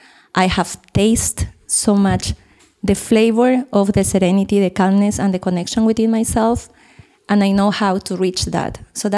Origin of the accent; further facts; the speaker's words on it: Peru; English is a second language; now in Costa Rica; I came from Costa Rica, but I'm Peruvian.